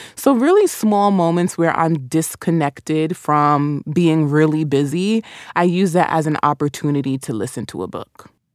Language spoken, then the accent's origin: English; New York, United States; accent: New York; Caribbean; also born or lived in Caribbean; my New York accent